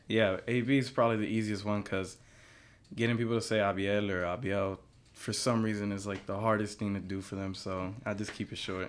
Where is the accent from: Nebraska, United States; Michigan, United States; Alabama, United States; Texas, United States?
Texas, United States; Pasadena; I grew up in Pasadena